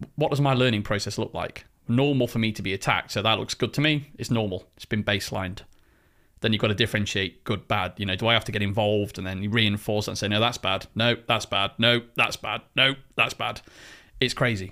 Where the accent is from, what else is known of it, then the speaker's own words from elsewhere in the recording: United Kingdom; I'm British